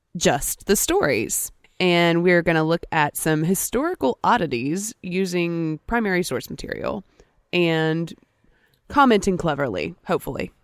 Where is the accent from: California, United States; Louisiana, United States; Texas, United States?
Louisiana, United States; Natchitoches; That's my hometown